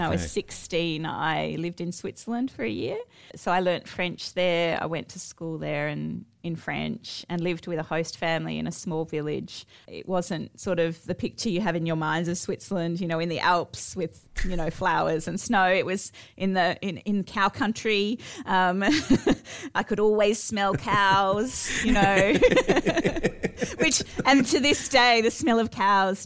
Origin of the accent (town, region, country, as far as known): Australia; moved away as an adult; now in Athens, Greece